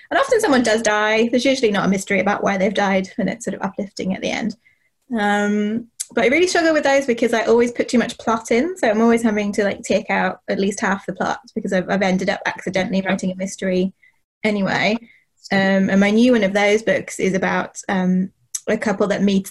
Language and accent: English; Northern Ireland, United Kingdom; I grew up in Northern Ireland in the eighties and the nineties